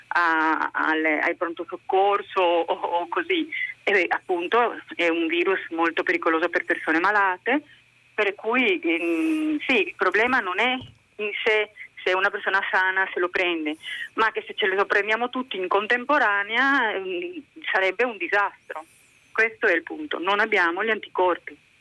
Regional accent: Canada; Italian is a second language; now in Province of Padua, Italy; quando sono emozionata il mio accento, perché sono anche canadese, viene fuori.

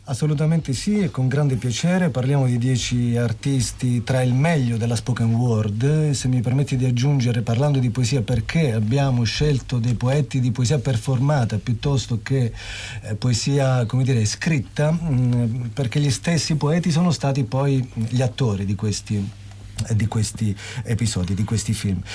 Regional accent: Lucania, Basilicata, Italy; per noi lucani

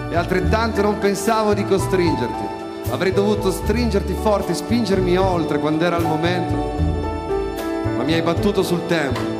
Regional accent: Turin, Piedmont, Italy; No, sono piemontese come Tenco.

